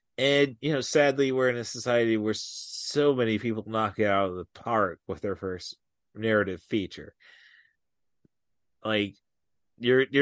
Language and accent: English; Midwest, United States; I grew up in the Midwest